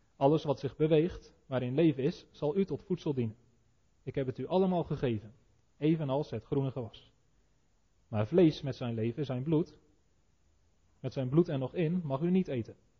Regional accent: Netherlands; als Nederlanders die onder de zeespiegel wonen

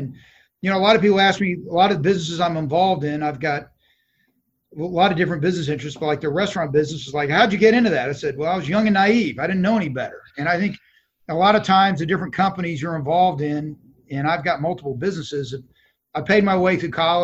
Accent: Dallas, Texas, United States; I am. I was born in Dallas

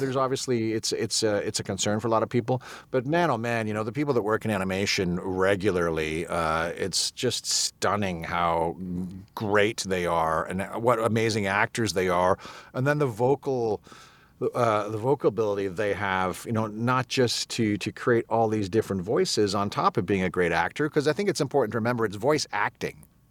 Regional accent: England, United Kingdom; moved away; I'm English. Not that you would know from, uh, from the accent I'm currently using

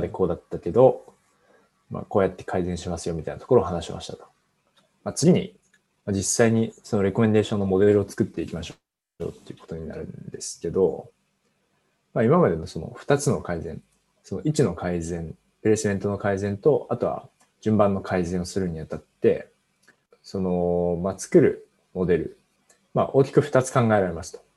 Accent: Fukushima, Japan; 僕は地元が福島なんですけど

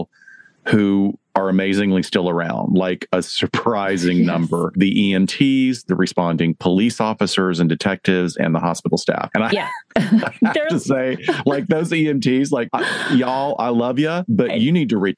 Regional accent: Alabama, United States; accent: Alabama; moved away; also born or lived in Chicago; my accent was for Alabama when I was growing up

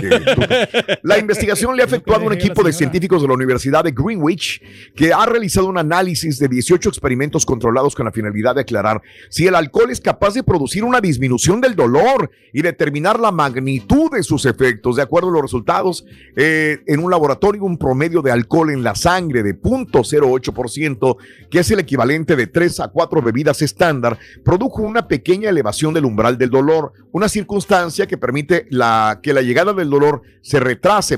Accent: Mexico; moved away; si yo nací en México y fui a la escuela en México, viví en México.

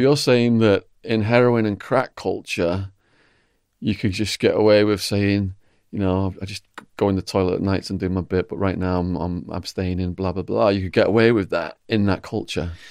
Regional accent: England, United Kingdom

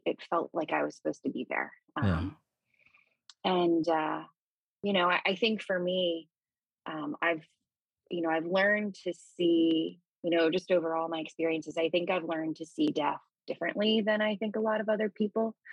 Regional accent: Gaithersburg/Rockville area, Maryland, United States; I grew up in Maryland, uh, in a suburb right outside of Washington D.C., sort of the Gaithersburg, Rockville area

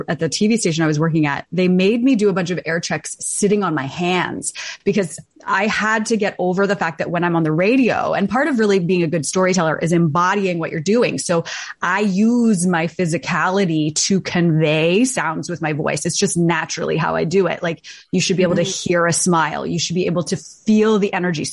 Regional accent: Toronto, Ontario, Canada; moved away as an adult; now in East Coast, Canada; I grew up in Toronto. I was born in Toronto, raised in Toronto, went to U of T

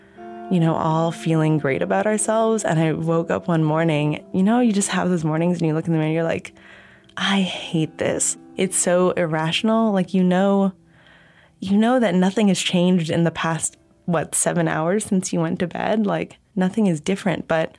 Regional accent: Southern California, United States; now in Honolulu, United States; I'm originally from Southern California, but I now live in Honolulu, Hawaii.

